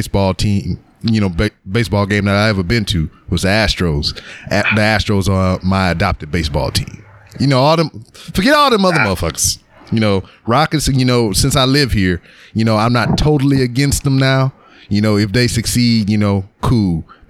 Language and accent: English; Louisiana, United States; moved away as an adult; now in Houston, United States; living and growing up in Louisiana